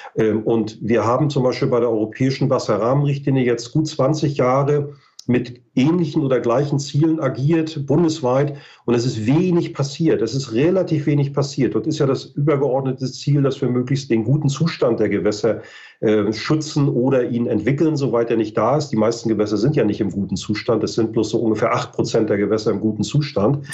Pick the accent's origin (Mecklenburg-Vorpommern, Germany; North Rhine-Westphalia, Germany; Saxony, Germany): Mecklenburg-Vorpommern, Germany; ich bin aus Norddeutschland, ich komme aus Mecklenburg-Vorpommern